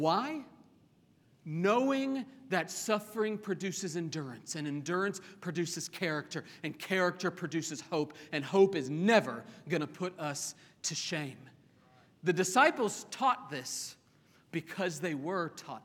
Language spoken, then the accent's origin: English; Oklahoma, United States; I grew up in Oklahoma